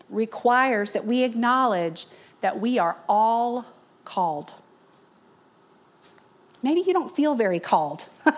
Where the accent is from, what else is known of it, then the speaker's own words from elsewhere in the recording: North Carolina, United States; growing up in North Carolina in the 80s, 1983